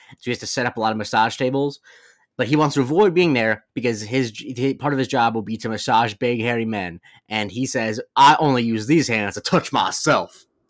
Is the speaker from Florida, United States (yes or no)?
yes; Florida, United States; I'm from Florida